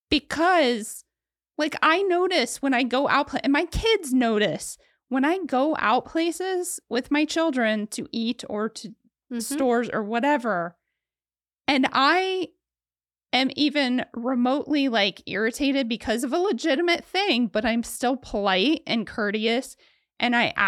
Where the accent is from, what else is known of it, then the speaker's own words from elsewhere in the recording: Ohio, United States; Oh, my home state.